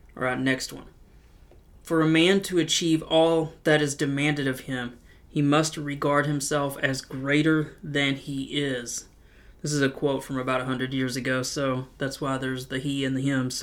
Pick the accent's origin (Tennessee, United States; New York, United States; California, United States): Tennessee, United States; Knoxville; I'm from Knoxville, Tennessee, and I left home to join the Marine Corps at the age of seventeen